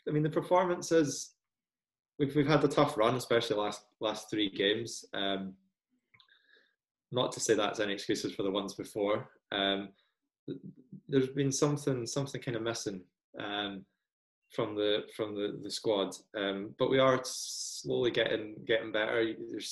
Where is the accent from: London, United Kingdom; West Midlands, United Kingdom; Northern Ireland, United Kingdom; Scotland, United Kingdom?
Scotland, United Kingdom; moved away as an adult; also born or lived in Glasgow; now in Sheffield, United Kingdom; I'm not a native from here. That brings its own slang. I'm originally Scottish.